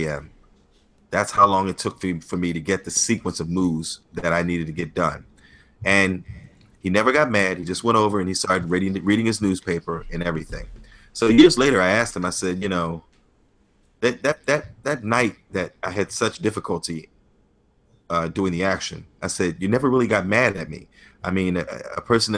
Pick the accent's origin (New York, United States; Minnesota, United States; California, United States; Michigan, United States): New York, United States; also born or lived in Hong Kong; now in Philadelphia, United States; I was born and raised in New York. But I've transpired to Philadelphia now.